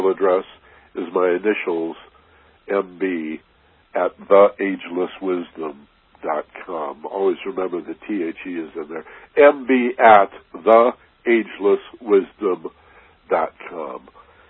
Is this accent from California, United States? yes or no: no; Michigan, United States; I grew up in Michigan